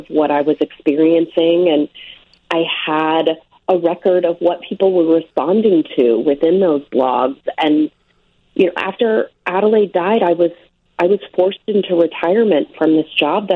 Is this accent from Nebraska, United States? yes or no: yes; Omaha, Nebraska, United States; now in New Jersey, United States; I was raised in Omaha